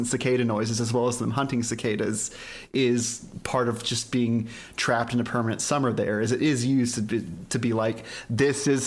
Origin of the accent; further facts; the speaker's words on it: Dallas, Texas, United States; I grew up in Dallas, Texas